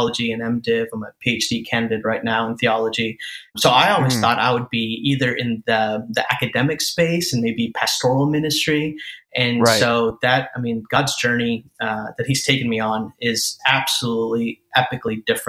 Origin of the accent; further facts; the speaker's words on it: Chicago, Illinois, United States; I'm an Indian guy. And born and raised in the Chicagoland area